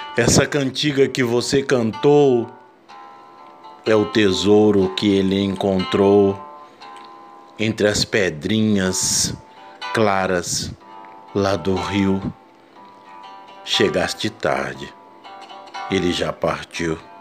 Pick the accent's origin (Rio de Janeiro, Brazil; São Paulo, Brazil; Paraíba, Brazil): São Paulo, Brazil; Vale do Ribeira; a minha região, a minha terra, a minha pátria chamada Vale do Ribeira